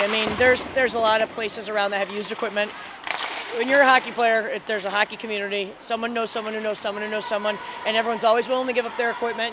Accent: Longmeadow, Massachusetts, United States

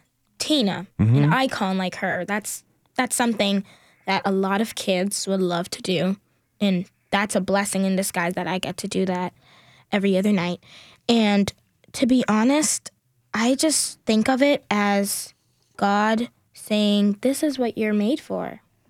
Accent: Newark, New Jersey, United States; moved away; also born or lived in Union, New Jersey; I'm originally from Newark, New Jersey, and I moved to Union, New Jersey.

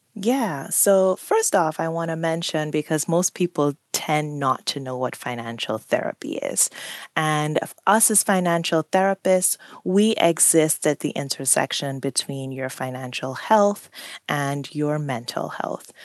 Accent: Trinidad & Tobago; now in United States; I grew up on an island. I grew up in Trinidad and Tobago

